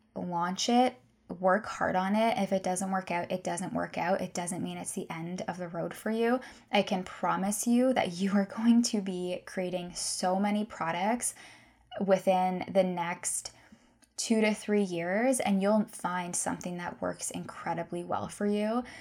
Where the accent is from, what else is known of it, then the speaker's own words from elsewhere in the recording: Guelph, Ontario, Canada; also born or lived in Victoria, British Columbia; I'm from Guelph